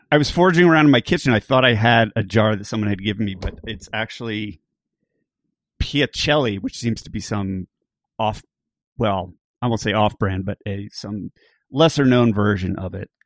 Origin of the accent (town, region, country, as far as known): Philadelphia, Pennsylvania, United States